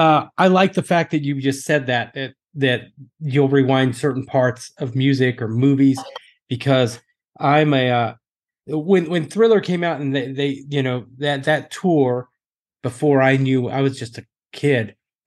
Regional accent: Texas, United States; I grew up in Texas.

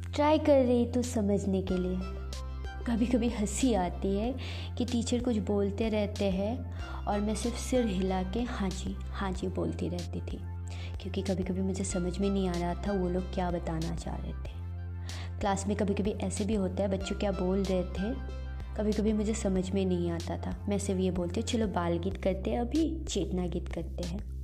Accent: Tezpur, Assam, India; moved away as an adult; now in Gurugram, India; मैं तेजपुर असम की रहने वाली हूँ

